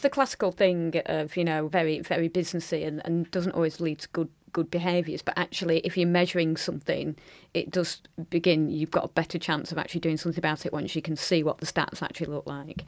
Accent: Blackburn, North West England, United Kingdom; my hometown of Blackburn

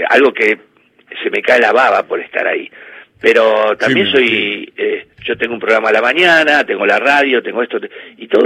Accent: Lanús, Buenos Aires Province, Argentina; Mira, siempre que me fui de Lanús fui infeliz así que termino volviendo. Y estoy viviendo en la misma casa que me crié, este, en la casa de mi viejo, que es un departamentito de dos ambientes.

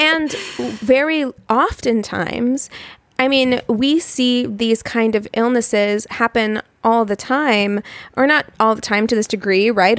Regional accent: Los Angeles, California, United States; we're from Los Angeles

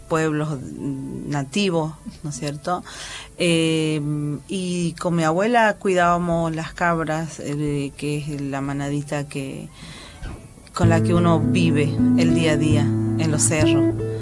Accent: Angastaco, Salta, Argentina; moved away; yo soy de los valles calchaquíes de Salta, eh, en un pueblito que se llama Angastaco

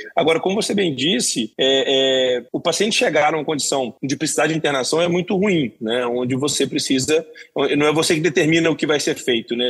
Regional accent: Belo Horizonte, Minas Gerais, Brazil; moved away; also born or lived in São Paulo; sou de Belo Horizonte

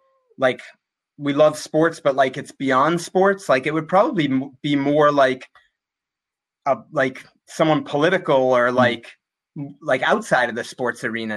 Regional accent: Framingham, Massachusetts, United States; my hometown, Framingham, Massachusetts

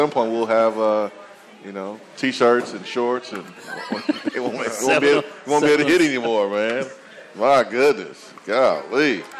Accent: North Alabama, United States; I'm from North Alabama. It's like a different state.

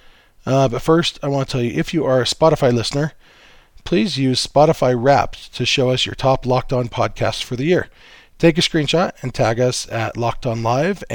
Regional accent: Southern California, United States; I grew up in Southern California

